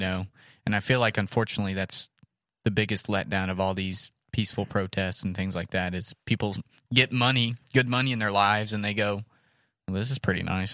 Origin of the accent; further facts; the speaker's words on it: United States; as an American